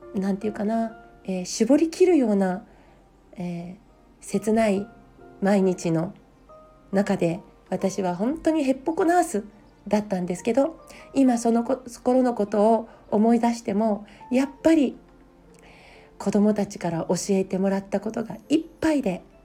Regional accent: Hofu, Yamaguchi, Japan; also born or lived in Fukui Prefecture; now in Niigata, Japan; 福井県武府市で生まれて、えー、山口県防府市で育ちました今は新潟県に住んでいます

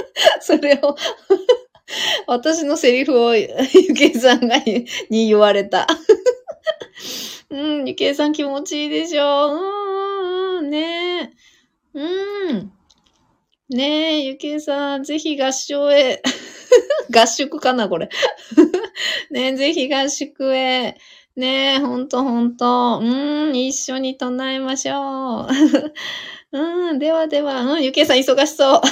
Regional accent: Fukushima, Japan; accent: Fukushima dialect (Tohoku); 東北の福島のなまり出ますけど

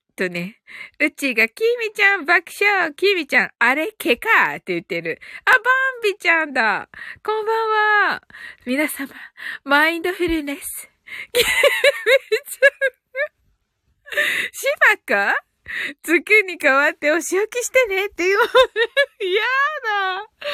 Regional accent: Kyushu, Japan; 発音がね、九州人なんでね

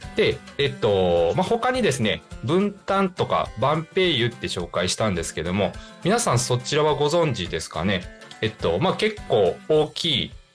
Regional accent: Higashikagawa, Kagawa, Japan; 地元香川県東香川市を深く愛する男

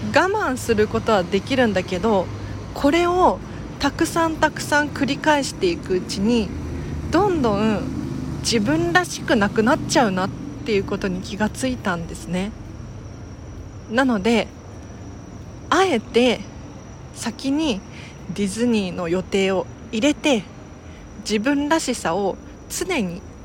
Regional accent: Tokyo, Japan; 東京生まれ東京育ちですが

